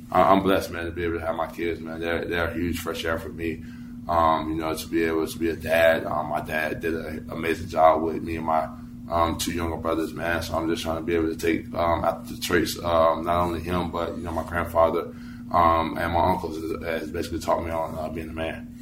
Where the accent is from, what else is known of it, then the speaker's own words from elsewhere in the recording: North Carolina, United States; I'm from North Carolina. I'm, I'm from around these areas